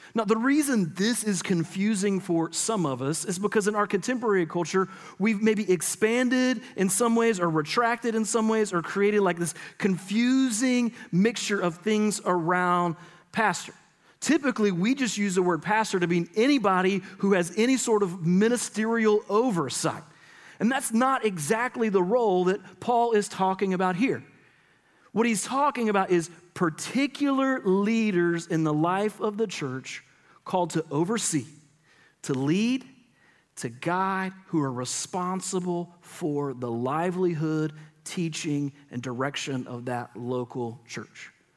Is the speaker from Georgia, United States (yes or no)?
yes; Middle Georgia, United States; I grew up in Middle Georgia